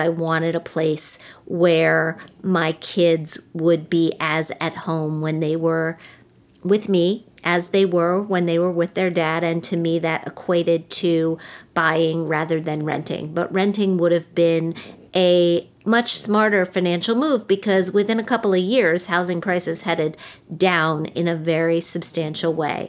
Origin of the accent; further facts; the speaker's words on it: West Virginia, United States; I'm from West Virginia. I'm from a state where people got married really early.